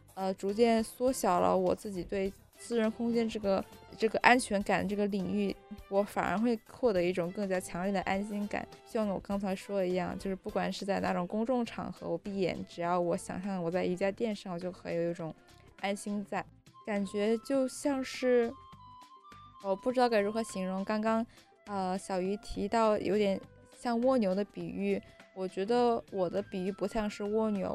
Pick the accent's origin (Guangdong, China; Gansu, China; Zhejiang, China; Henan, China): Guangdong, China; Shenzhen; moved away; 我深圳长大